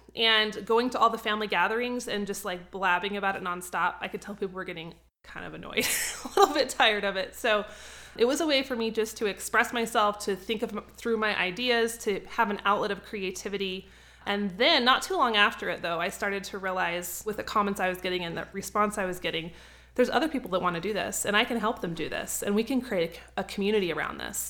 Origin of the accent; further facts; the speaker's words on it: North Idaho, United States; moved away as an adult; also born or lived in Cheyenne, Wyoming; So I was originally from North Idaho. I moved all the way down to Cheyenne, about twelve hundred miles to go to school